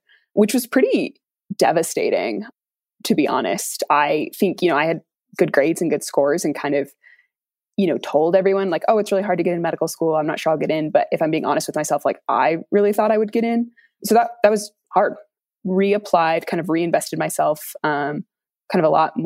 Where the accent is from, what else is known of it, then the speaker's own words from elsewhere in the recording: Salt Lake City, Utah, United States; also born or lived in Seattle; I'm born and raised in Salt Lake City